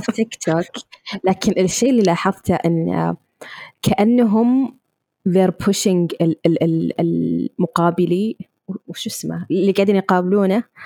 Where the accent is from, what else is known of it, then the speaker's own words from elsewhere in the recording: Riyadh, Riyadh Province, Saudi Arabia; انا من الرياض